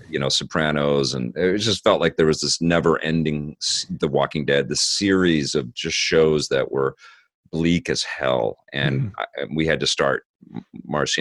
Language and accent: English; Vancouver, British Columbia, Canada; I grew up in Kits